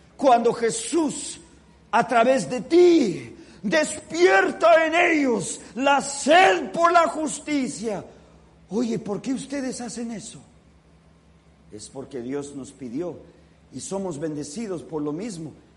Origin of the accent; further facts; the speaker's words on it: California, United States; moved away as an adult; also born or lived in Los Angeles; now in Washington, D.C., United States; siempre se sabe quiénes son los californianos porque cuando comienza a nevar salimos a jugar en la nieve